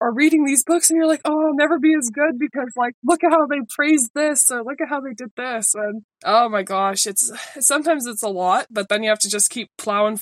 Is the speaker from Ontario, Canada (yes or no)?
yes; Ontario, Canada